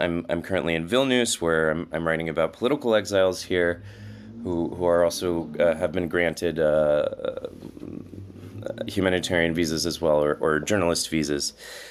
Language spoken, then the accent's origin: English; United States; moved away as an adult; now in Lithuania; as an American